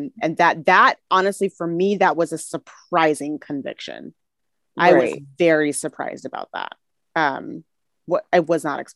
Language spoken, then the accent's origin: English; Minneapolis, Minnesota, United States; moved away as an adult; growing up in Minneapolis, there's much more of a predominant Black community